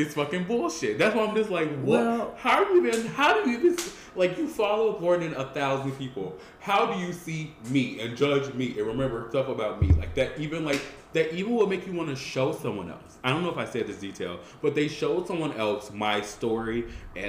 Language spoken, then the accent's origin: English; Colombia; I'm from Colombia.